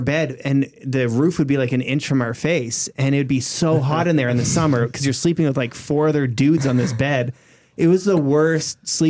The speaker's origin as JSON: {"language": "English", "region": "Saskatchewan", "country": "Canada", "tie": "born or raised there", "said": "I grew up in Saskatchewan, and every city is, or every town is like that."}